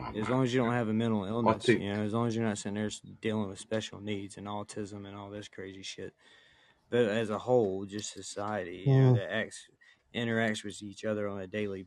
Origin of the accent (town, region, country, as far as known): the South, United States; accent: redneck, drawn-out